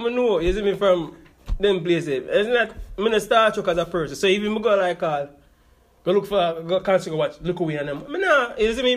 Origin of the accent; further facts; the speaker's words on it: Jamaica; now in United States; we are Jamaican